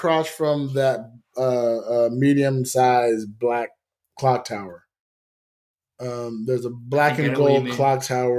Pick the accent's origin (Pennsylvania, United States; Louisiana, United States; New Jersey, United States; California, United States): California, United States; moved away; also born or lived in Las Vegas; I'm American. Yeah. But I'm also Californian. I'm also Las Vegas.